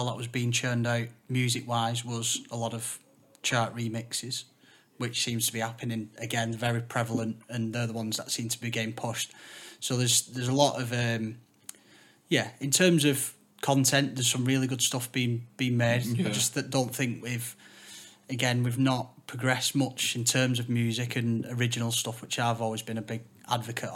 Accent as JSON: {"language": "English", "town": "Wigan", "region": "North West England", "country": "United Kingdom", "said": "I'm from Wigan"}